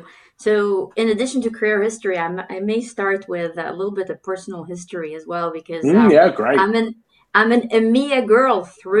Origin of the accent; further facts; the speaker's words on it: Germany; born there; also born or lived in Kuwait / Turkey / Belgium; But in addition to that, I was born in Germany. I lived in Kuwait, Turkey, Belgium, to name a few.